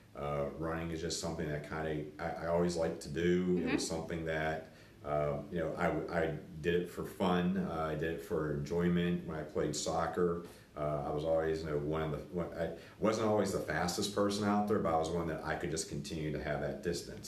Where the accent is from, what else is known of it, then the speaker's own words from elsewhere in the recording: Latrobe, Pennsylvania, United States; I'm from Latrobe, Pennsylvania, home of Mr. Rogers